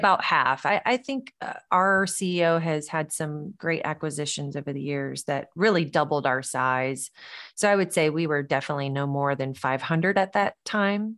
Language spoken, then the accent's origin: English; the South, United States; growing up in the South, I think that sense of hospitality was always ingrained in, in our upbringing, our culture